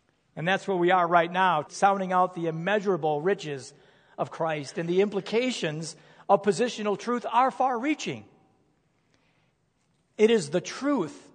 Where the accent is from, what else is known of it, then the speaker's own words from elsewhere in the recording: United States; I am an American